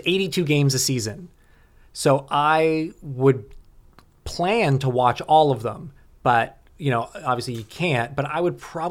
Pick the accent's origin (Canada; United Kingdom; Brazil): Canada; born or raised there; now in Los Angeles, United States